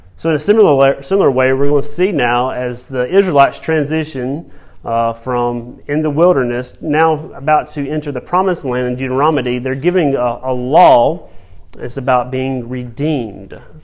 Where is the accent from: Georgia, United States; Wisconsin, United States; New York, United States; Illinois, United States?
Georgia, United States; growing up in Georgia on a farm